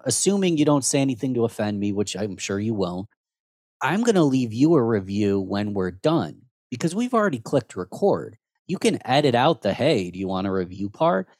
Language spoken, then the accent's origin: English; Rochester, New York, United States; I'm born and raised in Rochester, New York.